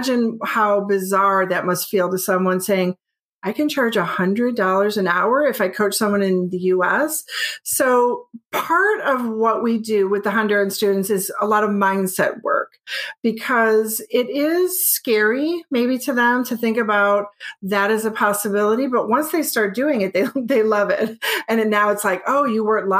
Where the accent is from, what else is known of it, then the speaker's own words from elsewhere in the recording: United States; I'm from North America